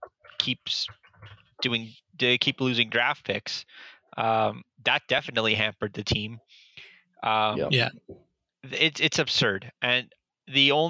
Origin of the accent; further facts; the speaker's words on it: Canada; a Canadian hockey fan living in Canada